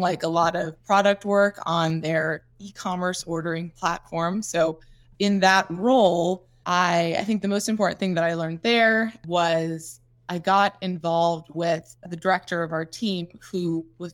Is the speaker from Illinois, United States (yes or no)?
yes; Chicago, Illinois, United States; moved away; also born or lived in North Carolina / California; I'm from Chicago originally